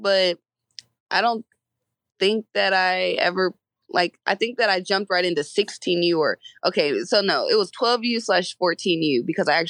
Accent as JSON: {"language": "English", "region": "Georgia", "country": "United States", "said": "I'm from Georgia, I watched Georgia games a lot"}